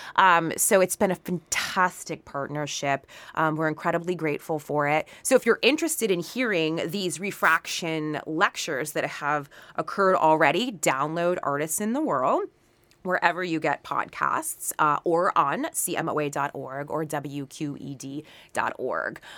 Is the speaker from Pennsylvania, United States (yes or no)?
yes; Pittsburgh, Pennsylvania, United States; moved away as an adult; also born or lived in New York City; my hometown of the city of Pittsburgh